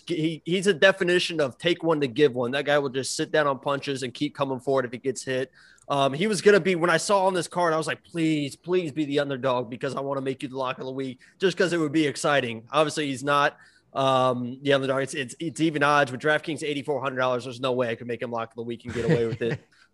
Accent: Bronx, New York, United States; I'm from the Bronx. Angelo, you're from the Bronx. We're all from the Bronx. I'm Bronx.

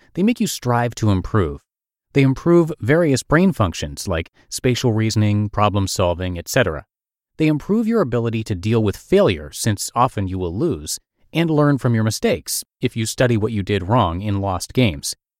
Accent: New Brunswick, New Jersey, United States; my hometown of New Brunswick, New Jersey

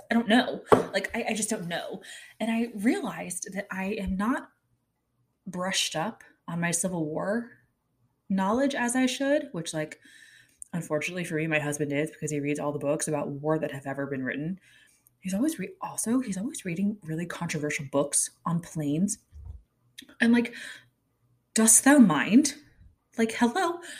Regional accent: Kansas City, Missouri, United States; also born or lived in Asia / Connecticut; We lived in Asia until I was six. I was born in the States, but not the point we moved to Connecticut. In the Northeast, I don't think they were that into the Oregon Trail. I moved from the Northeast to Kansas City.

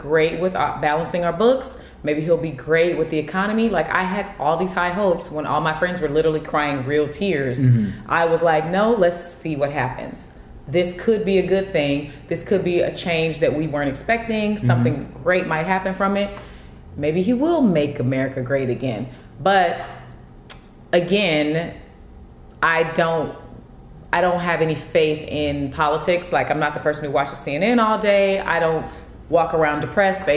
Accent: California, United States; I'm from Cali

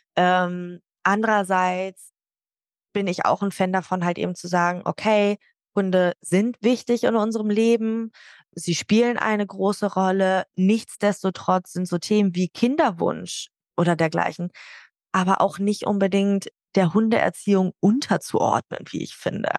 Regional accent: Hamburg, Germany; now in Nordhorn, Germany; Ich komme gebürtig aus Hamburg und lebe aber inzwischen in Nordhorn

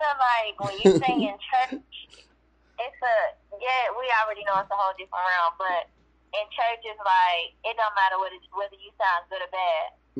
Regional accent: Durham, North Carolina, United States; I'm from Durham, North Carolina.

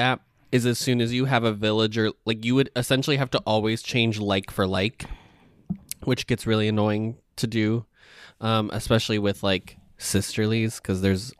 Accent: Indiana, United States; I was born in Indiana

